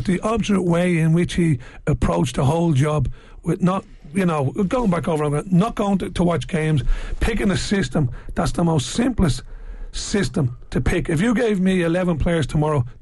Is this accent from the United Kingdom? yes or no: no; Ireland; for me as an Irishman who loves Irish football